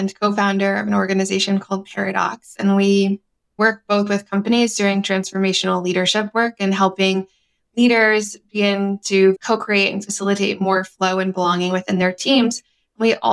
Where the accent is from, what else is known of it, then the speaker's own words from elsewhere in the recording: United States; I'm Peruvian American, first generation in the US